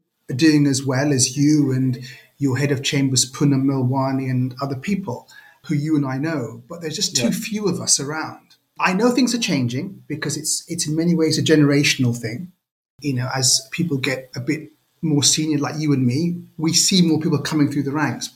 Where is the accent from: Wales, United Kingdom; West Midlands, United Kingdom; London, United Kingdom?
London, United Kingdom; growing up in Northwest London